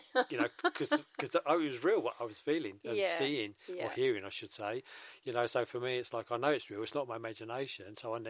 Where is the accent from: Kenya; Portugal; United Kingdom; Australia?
United Kingdom; London; Yeah, average, same as everybody else, in a typical East End working class family.